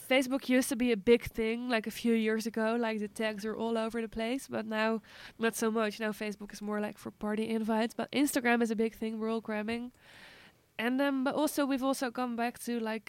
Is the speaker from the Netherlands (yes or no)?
yes; Netherlands; moved away; in Holland we uh, talk less like interactively